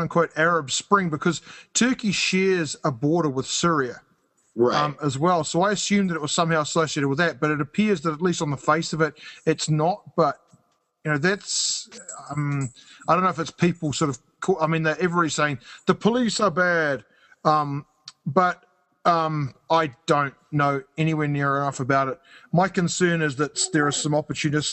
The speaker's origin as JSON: {"language": "English", "country": "New Zealand", "moved": "yes", "lives_now": "Canada", "said": "I live in Canada, so I've got, and I'm from New Zealand"}